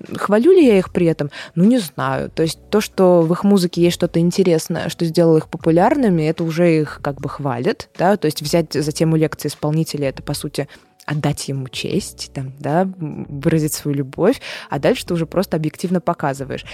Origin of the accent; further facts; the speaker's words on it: Saint Petersburg, Russia; also born or lived in Moscow; сейчас мы в Питере, и считается, что я из Питера